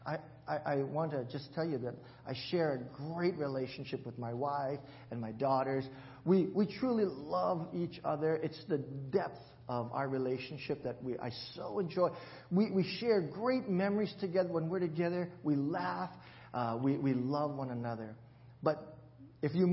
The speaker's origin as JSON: {"language": "English", "region": "Hawaii", "country": "United States", "tie": "born or raised there", "said": "I grew up in Hawaii"}